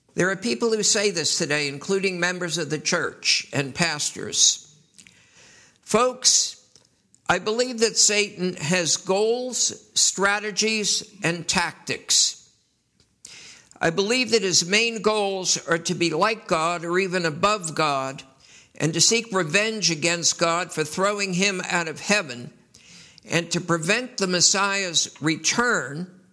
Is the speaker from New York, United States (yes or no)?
yes; New York City, New York, United States; I was raised in New York City